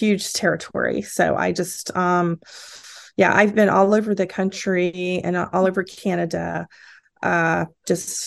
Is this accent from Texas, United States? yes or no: yes; Texas, United States; now in Washington State, United States; I am originally from Texas